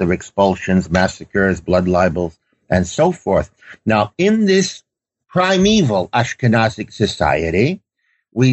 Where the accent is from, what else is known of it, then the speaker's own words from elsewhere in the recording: New York City, New York, United States; growing up in Brooklyn, New York, in a Yiddish-speaking home